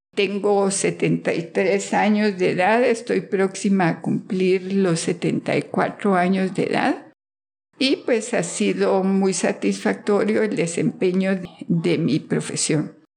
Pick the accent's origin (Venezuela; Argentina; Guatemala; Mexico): Guatemala; Guatemala City, Guatemala Department; Soy de Guatemala, de la ciudad de Guatemala